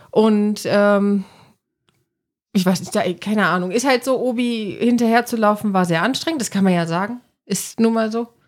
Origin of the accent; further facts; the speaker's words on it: Cologne, North Rhine-Westphalia, Germany; Weil ja, ich meine, ne, dieses äh, Schnapszahl, so als Kölner, 33.